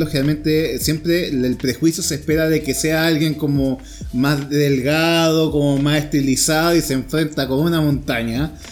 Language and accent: Spanish; Colombia; now in Chile; hay más racismo en mi país, en Colombia hay demasiado racismo.